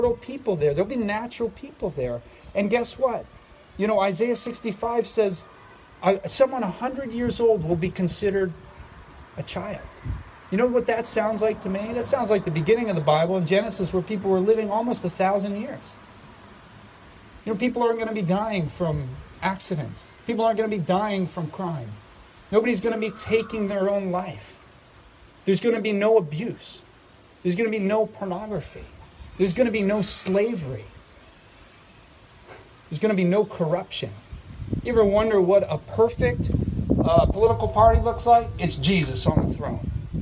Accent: Philadelphia, Pennsylvania, United States; moved away; I come from Philadelphia, right? City of brotherly love

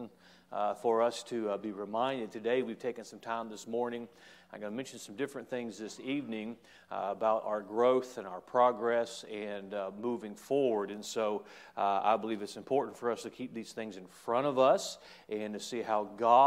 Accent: United States; I'm an American. I embrace

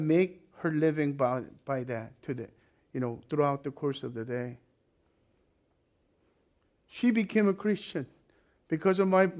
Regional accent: South Korea; moved away; when I was growing up in Korea

